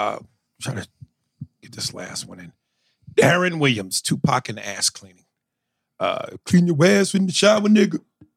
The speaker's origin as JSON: {"language": "English", "country": "Sweden", "second_language": "English", "said": "Oh, Swedish. I'm from Sweden."}